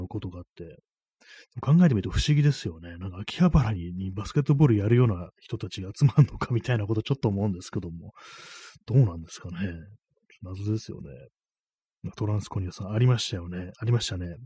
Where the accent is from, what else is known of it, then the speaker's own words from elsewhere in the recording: Tokyo, Japan; 東京生まれ